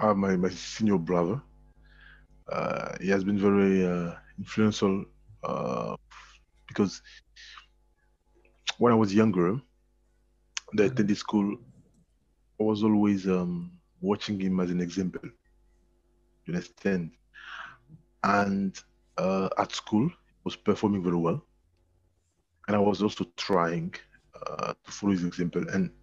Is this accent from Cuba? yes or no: no; Côte d’Ivoire; now in France; Ivory Coast.